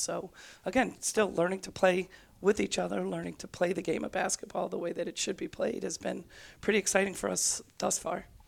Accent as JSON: {"language": "English", "town": "Worcester", "region": "Massachusetts", "country": "United States", "tie": "born or raised there", "said": "growing up in Worcester"}